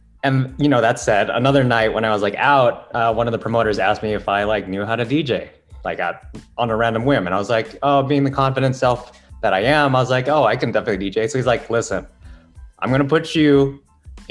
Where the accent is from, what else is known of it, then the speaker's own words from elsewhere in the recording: Philippines; now in New York, United States; Originally, I'm from the Philippines.